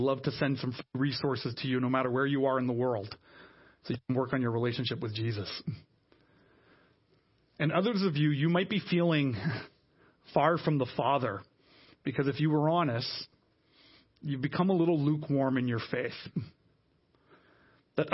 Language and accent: English; Canada; now in Ottawa, Canada; we as Canadian Christians, we here in the city of Ottawa